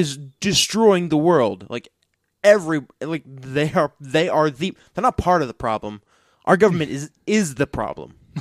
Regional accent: Missouri, United States; I'm not an American. I'm a Missourian

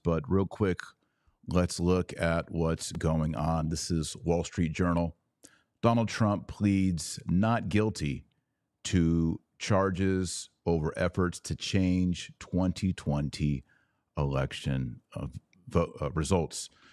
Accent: United States; I was born in America

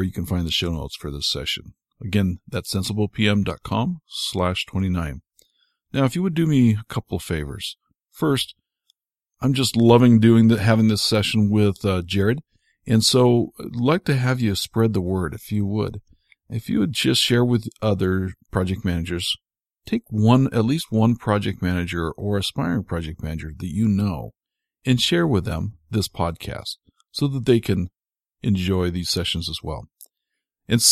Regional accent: United States; as an American

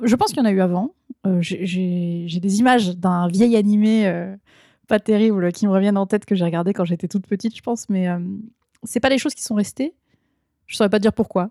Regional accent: Ardennes, Grand Est, France; moved away as an adult; also born or lived in Lille; now in Japan; je viens des Ardennes, donc petite, euh, petit département euh, on n'a pas de faculté, donc il fallait forcément que je parte

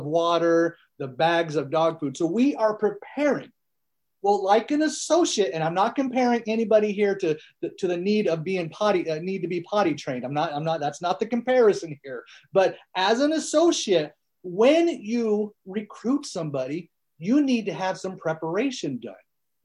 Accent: Northern California, United States; first language American Sign Language; English is a second language; I grew up in Northern California on a 1,000-acre farm

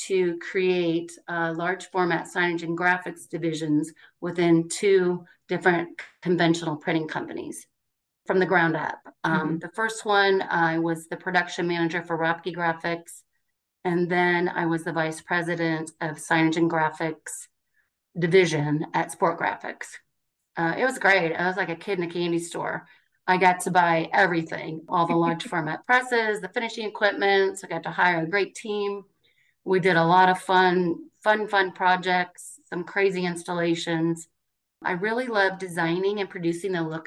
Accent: Indianapolis, Indiana, United States; also born or lived in Chicago; we moved back to my hometown of Indianapolis

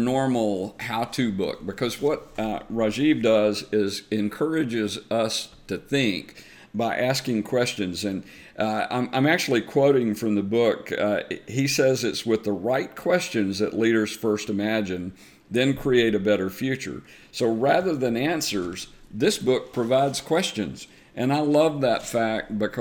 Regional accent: the South, United States; accent: Southern; my Southern accent

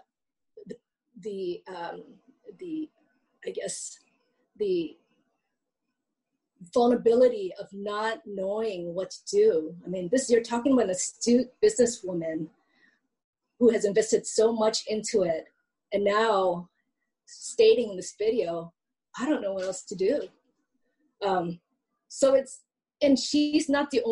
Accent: Hilo, Hawaii, United States; I'm from Hilo

